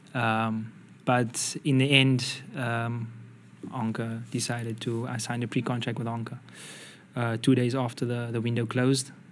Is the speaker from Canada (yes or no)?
no; South Africa; moved away; I'm from South Africa